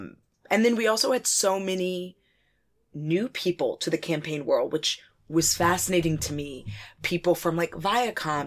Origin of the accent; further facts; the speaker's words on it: South Carolina, United States; I'm from South Carolina